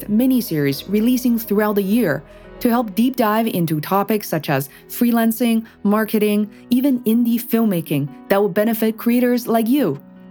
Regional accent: Beijing, China; moved away; I am an immigrant, you know, I come from Beijing, China originally

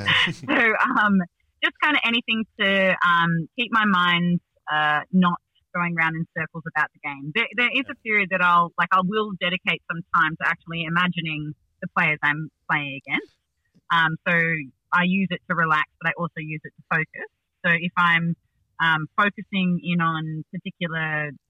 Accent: Sydney, New South Wales, Australia; I grew up in the Northern Beaches

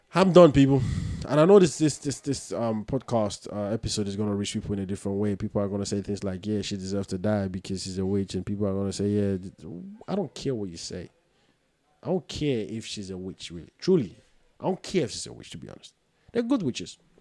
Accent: Ghana; I'm Ghanaian

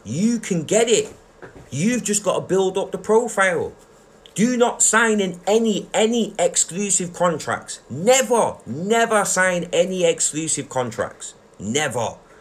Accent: Manchester, North West England, United Kingdom; We're from Manchester.

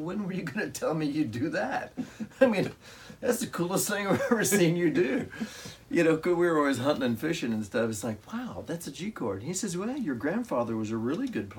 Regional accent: Mahomet, Illinois, United States; I grew up in Mahomet, Illinois, which is 9 miles from Champaign

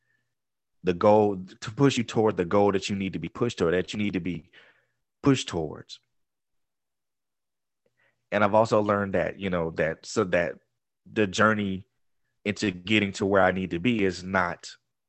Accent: Georgia, United States; moved away as an adult; also born or lived in Florida; having to move from Florida to come back to my home state of Georgia

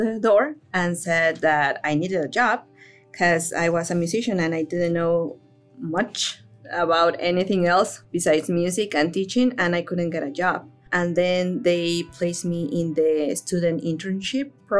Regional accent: Mexico City, Mexico; moved away as an adult; also born or lived in Manitoba, Canada; now in Newfoundland and Labrador, Canada; I am originally from Mexico. I actually spent most of my life over there

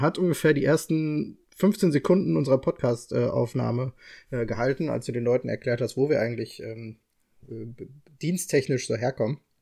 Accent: Bochum, North Rhine-Westphalia, Germany; ich komme aus Bochum

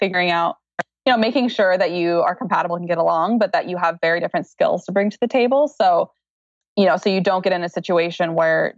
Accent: Oregon, United States; also born or lived in Eugene, Oregon / Portland, Oregon; living in Oregon and growing up in Oregon, I've just been surrounded by green like my whole life

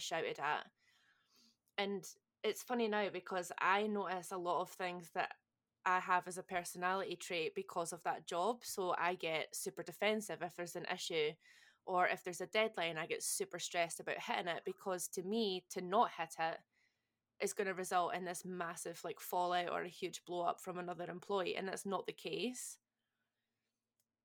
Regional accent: Scotland, United Kingdom; accent: Scottish; moved away; someone had clocked my accent, and they were also Scottish. So there was like three of us all Scottish

